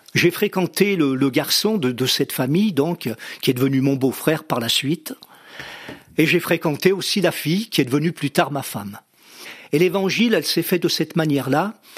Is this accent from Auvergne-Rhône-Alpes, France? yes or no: yes; near Vichy, Auvergne-Rhône-Alpes, France; j'ai passé mon enfance, on a, on a grandi justement à côté de, de la ville de Vichy, pratiquement, oui, toute mon enfance